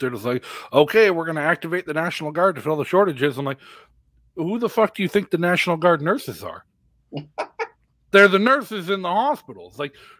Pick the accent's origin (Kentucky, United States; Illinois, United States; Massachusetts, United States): Massachusetts, United States; also born or lived in Rhode Island; now in New Hampshire, United States; I grew up in Massachusetts. I live in New Hampshire